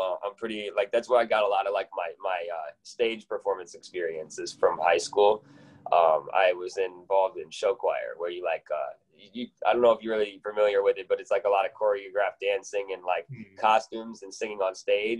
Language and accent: English; Janesville, Wisconsin, United States; now in Milwaukee, United States; I grew up in Janesville, Wisconsin